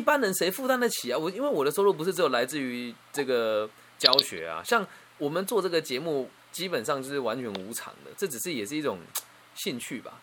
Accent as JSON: {"language": "Chinese", "region": "Changhua County", "country": "Taiwan", "tie": "born or raised there", "said": "我现在在我的家乡彰化这边，我一栋透天大概七百万到八百万台币就可以买到"}